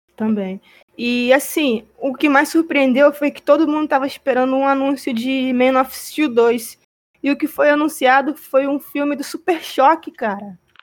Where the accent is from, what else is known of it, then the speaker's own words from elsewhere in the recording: Rio de Janeiro, Brazil; eu sou carioca, eu moro no Rio de Janeiro